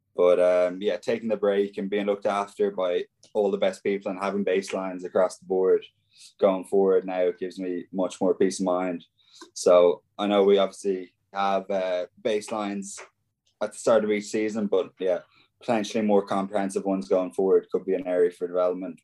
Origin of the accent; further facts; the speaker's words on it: Ballina, Connacht, Ireland; my hometown in Ballina